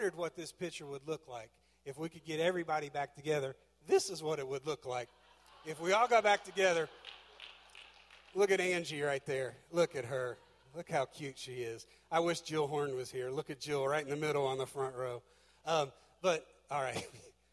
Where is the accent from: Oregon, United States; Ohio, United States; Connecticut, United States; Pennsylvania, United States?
Ohio, United States; Butler County; moved away as an adult; now in Georgia, United States; My house is in Georgia, but my home is right here in Ohio. This will always be home. I grew up in Butler County.